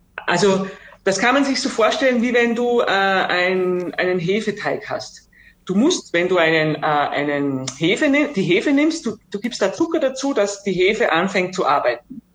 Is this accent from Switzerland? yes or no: no; Austria; bei uns in Österreich und auch im Alpenraum